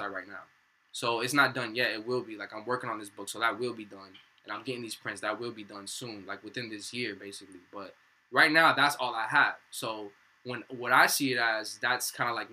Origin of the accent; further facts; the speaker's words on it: Miami, Florida, United States; moved away as an adult; also born or lived in Palm Beach County; now in New Jersey, United States; I'm from Miami